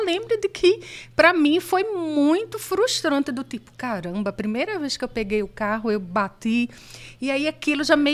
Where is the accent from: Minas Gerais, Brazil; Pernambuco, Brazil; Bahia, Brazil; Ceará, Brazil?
Pernambuco, Brazil; Recife; moved away as an adult; also born or lived in São Paulo